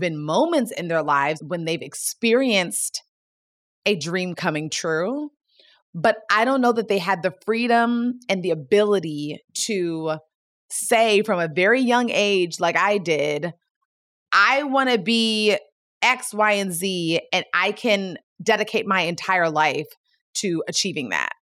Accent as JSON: {"language": "English", "town": "Gaithersburg", "region": "Maryland", "country": "United States", "tie": "born or raised there", "said": "I grew up in the Washington, D C metropolitan area in a town called Gaithersburg, Maryland"}